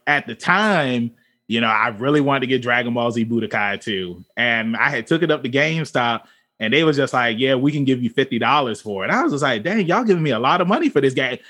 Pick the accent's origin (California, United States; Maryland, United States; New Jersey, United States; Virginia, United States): Virginia, United States; we're all from Virginia